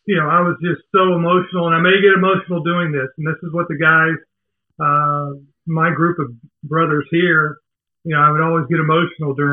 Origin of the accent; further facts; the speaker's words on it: Decatur, Georgia, United States; also born or lived in Savannah, Georgia; I live in Atlanta. I grew up outside of Atlanta, a little small town called Decatur. Uh, spent pretty much my whole life there.